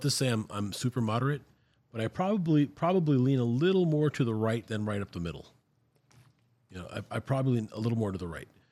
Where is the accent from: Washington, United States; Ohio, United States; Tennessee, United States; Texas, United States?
Texas, United States; Brownsville; we grew up here in Brownsville, Texas